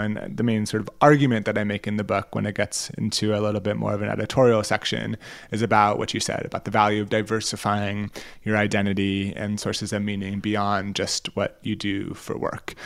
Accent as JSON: {"language": "English", "country": "United States"}